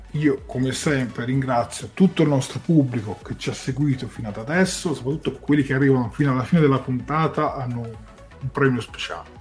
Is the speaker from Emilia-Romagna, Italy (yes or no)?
no; Tuscany, Italy; io da toscano trasmetto 7 gold